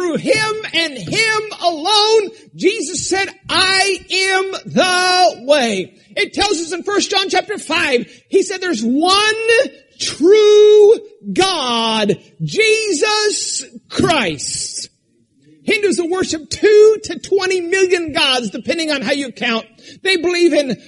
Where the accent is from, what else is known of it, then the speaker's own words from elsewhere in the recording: Alaska, United States; moved away; I grew up in Alaska where we were taught not to cry